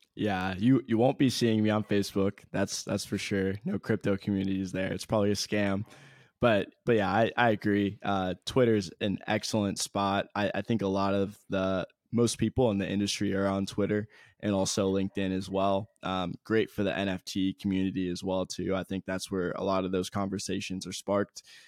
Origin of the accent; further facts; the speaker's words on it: Columbus, Ohio, United States; born and raised in Columbus, Ohio